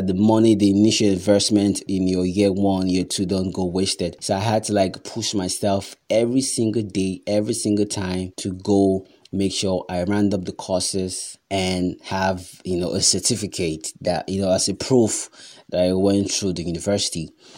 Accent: Nigeria; because as a Nigerian, or as it is right now, or normally, it's best that you pursue your passion on the side

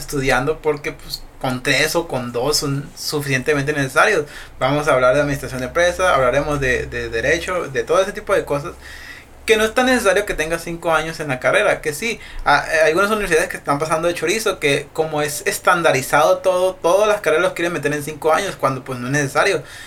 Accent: Mexico; digo que está chido ser mexicano por la cultura que tenemos

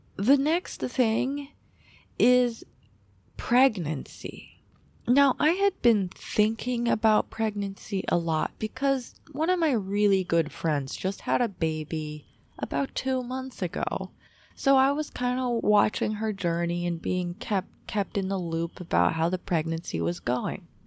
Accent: United States; I am an American born and raised

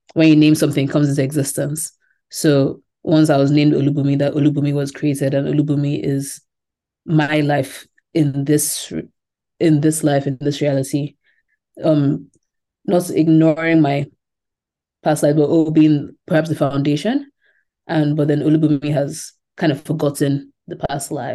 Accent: Lagos, Nigeria; moved away; also born or lived in England; growing up in Lagos

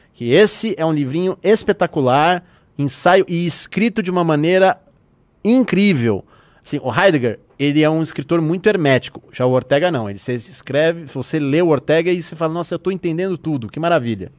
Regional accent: Brazil

